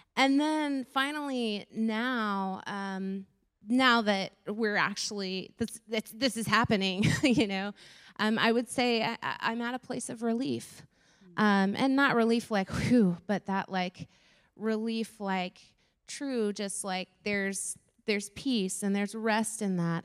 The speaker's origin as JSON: {"language": "English", "region": "Florida", "country": "United States", "tie": "born or raised there", "said": "I grew up in Florida"}